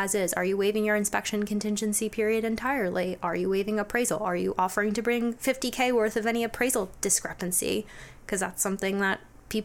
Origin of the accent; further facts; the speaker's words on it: Bucks County, Philadelphia area, Pennsylvania, United States; I grew up in Bucks County, currently live in Bucks County